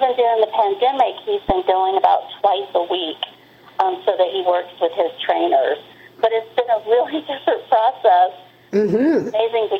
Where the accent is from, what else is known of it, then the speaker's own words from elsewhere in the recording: the South, United States; I grew up in the South